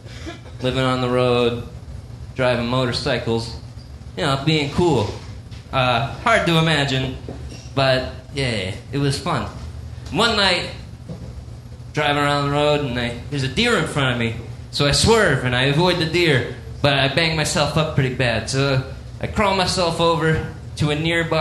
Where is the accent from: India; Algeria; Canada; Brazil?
Canada; I'm a Canadian